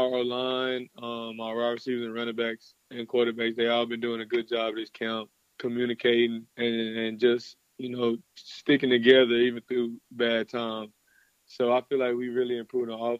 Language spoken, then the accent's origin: English; Dallas, Texas, United States; moved away as an adult; now in Gainesville, United States; in my hometown